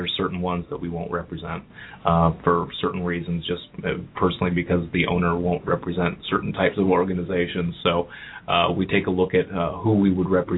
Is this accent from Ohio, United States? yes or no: yes; Cleveland, Ohio, United States; moved away as an adult; also born or lived in New York; now in Cincinnati, United States; I'm originally from Cleveland